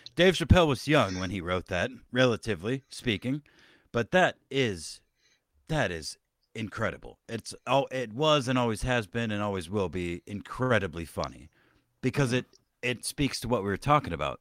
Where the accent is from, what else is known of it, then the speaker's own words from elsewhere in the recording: Texas, United States; I was born and raised in Texas